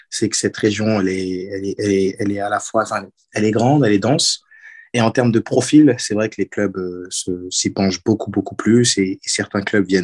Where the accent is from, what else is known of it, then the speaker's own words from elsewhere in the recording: Torigny, Île-de-France, France; Je viens de, je de Torigny, juste à côté de Torcy, c'est pas très loin